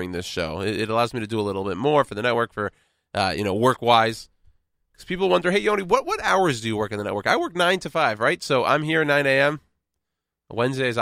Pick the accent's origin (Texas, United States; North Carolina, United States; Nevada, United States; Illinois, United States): Texas, United States; now in New York City, United States; born and raised in Texas, a very patriotic state